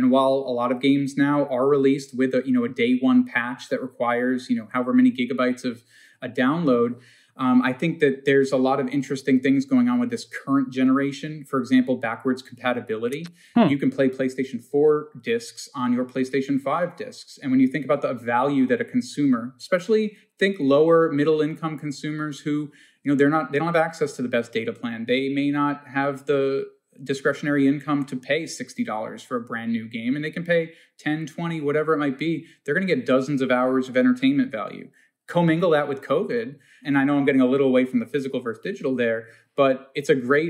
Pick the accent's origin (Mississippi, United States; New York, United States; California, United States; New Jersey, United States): New York, United States; Long Island; I'm a kid from Long Island who's gotten wound up in some crazy story here